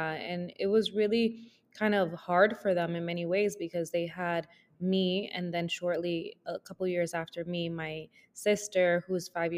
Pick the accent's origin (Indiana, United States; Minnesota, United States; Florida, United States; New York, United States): New York, United States; also born or lived in Dominican Republic; Born in DR, raised in New York